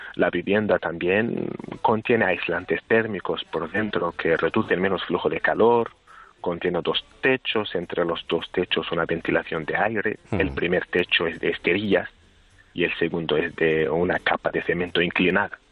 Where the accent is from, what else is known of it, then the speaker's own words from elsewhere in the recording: Sahrawi refugee camps, Tindouf, Algeria; yo nací aquí en los campamentos, nací y crecí en los campamentos